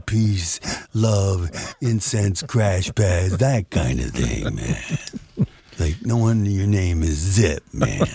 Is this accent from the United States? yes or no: yes; Bloomfield, Connecticut, United States; I'm from Bloomfield